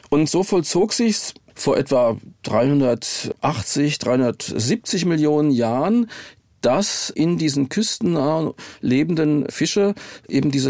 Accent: Darmstadt, Hesse, Germany; ich komme aus Darmstadt und da ist das Mainzer Becken in der Nähe und die Grube Messel bei Darmstadt

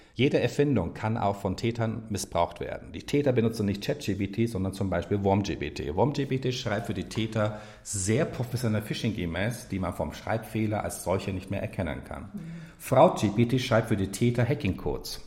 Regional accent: Turkey; als Türke

